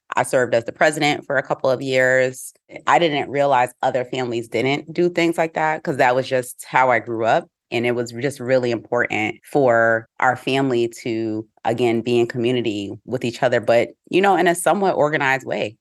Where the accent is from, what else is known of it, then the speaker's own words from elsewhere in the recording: Albany, New York, United States; moved away as an adult; also born or lived in Atlanta, Georgia; now in Boston, United States; I grew up in a city that, though it wasn't majority Black